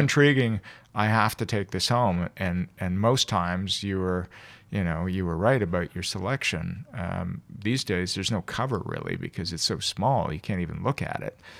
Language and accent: English; Toronto, Ontario, Canada; born and raised here. I never left here